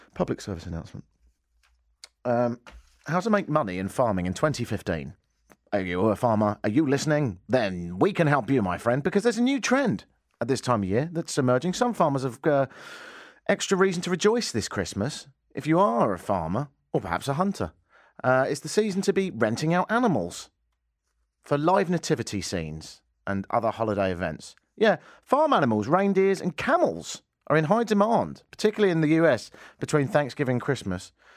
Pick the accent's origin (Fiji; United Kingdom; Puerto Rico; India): United Kingdom; England; moved away as an adult; also born or lived in Canada; now in Toronto, Canada; I grew up in England